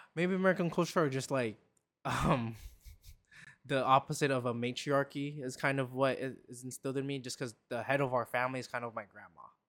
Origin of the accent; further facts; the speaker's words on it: Philippines; moved away; I grew up in the Philippines